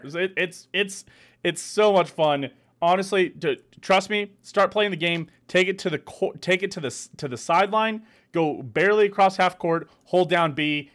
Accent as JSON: {"language": "English", "country": "United States", "said": "as an American"}